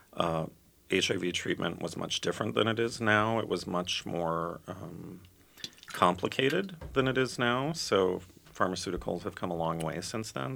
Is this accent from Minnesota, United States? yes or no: yes; Minnetonka, Minnesota, United States; also born or lived in Edina, Minnesota / Chicago, Illinois; I was born in Edina. I grew up in Minnetonka